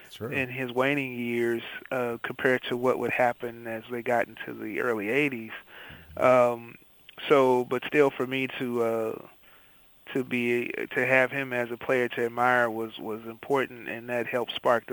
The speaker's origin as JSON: {"language": "English", "town": "St. Louis", "region": "Missouri", "country": "United States", "tie": "born or raised there", "said": "Growing up in St. Louis"}